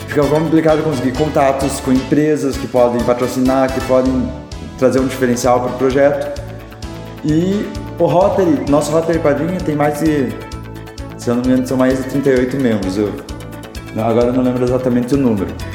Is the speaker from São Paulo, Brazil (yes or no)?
no; Castro, Paraná, Brazil; also born or lived in Ponta Grossa; o primeiro Rota Kids de Castro. Eu fui o presidente da primeira gestão